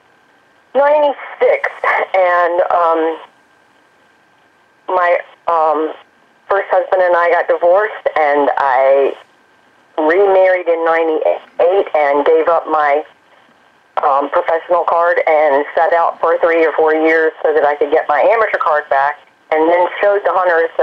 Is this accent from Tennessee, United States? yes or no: yes; East Tennessee, United States; moved away as an adult; also born or lived in Greensboro; I grew up in East Tennessee, and we always had horses